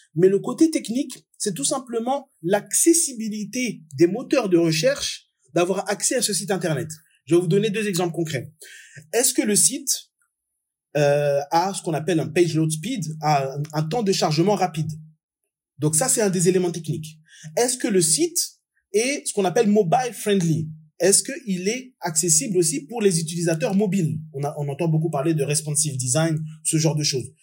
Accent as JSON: {"language": "French", "country": "France", "also_born_or_lived": "Comoros", "moved": "as an adult", "lives_now": "Dubai, United Arab Emirates", "said": "Je suis français d'origine comorienne. Je suis expatrié depuis maintenant 8 ans à Dubaï"}